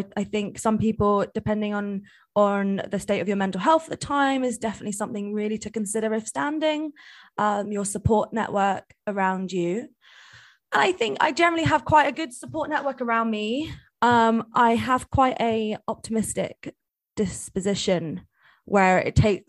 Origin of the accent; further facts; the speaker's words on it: London, United Kingdom; me, Izzy, and Will, we are actually all from London